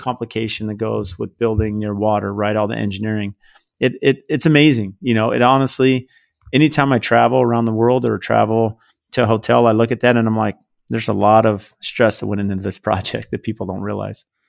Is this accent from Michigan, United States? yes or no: no; San Diego, California, United States; I grew up in San Diego, uh, blue collar family